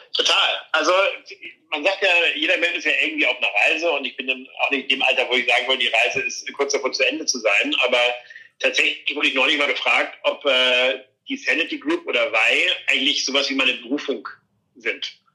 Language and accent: German; Flensburg, Schleswig-Holstein, Germany; moved away; in Flensburg, in meiner Heimatstadt